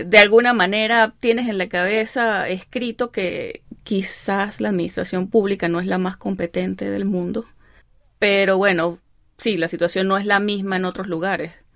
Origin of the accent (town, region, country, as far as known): Venezuela; moved away as an adult; now in Chicago, United States